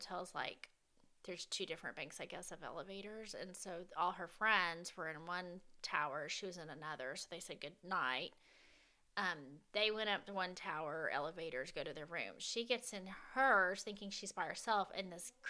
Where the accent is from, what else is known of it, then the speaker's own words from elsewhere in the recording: the South, United States; I'm a Southerner